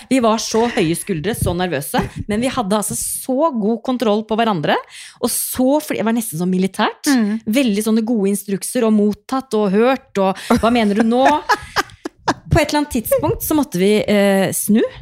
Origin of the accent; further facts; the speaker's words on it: Drammen, Buskerud, Norway; jeg er fra Drammen, jeg har knapt nok